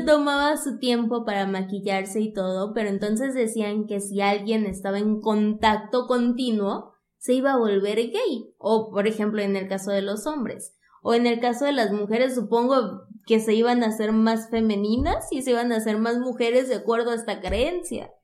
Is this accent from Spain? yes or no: no; Zamora, Michoacán, Mexico; moved away; Estaba en Zamora, de donde soy originaria